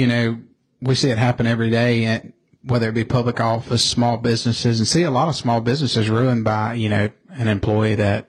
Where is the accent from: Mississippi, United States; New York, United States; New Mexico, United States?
Mississippi, United States; growing up in Mississippi and the probably the South in general